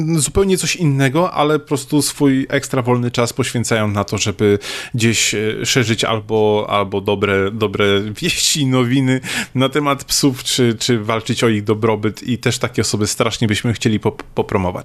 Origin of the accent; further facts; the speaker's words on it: Szczecin, West Pomeranian Voivodeship, Poland; ja jestem ze Szczecina